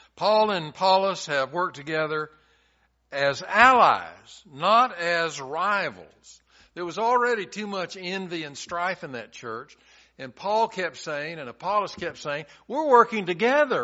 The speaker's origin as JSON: {"language": "English", "town": "Chattanooga", "region": "Tennessee", "country": "United States", "tie": "born or raised there", "said": "When I was growing up in Chattanooga, I went to a church in our neighborhood"}